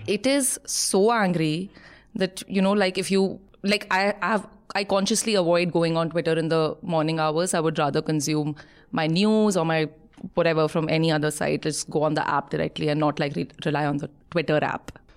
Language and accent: English; Jharkhand, India; also born or lived in Bihar; I'm from Jharkhand.